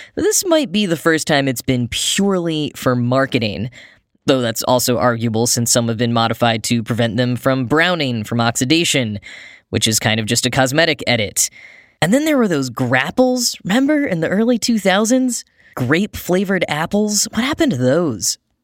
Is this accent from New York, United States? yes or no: no; Dallas, Texas, United States; my hometown, the Dallas-Fort Worth Metroplex.